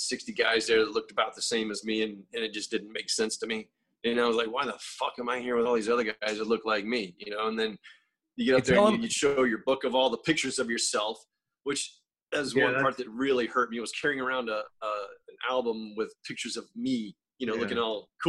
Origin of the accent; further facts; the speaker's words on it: Northwest Florida, United States; moved away; I'm from Northwest Florida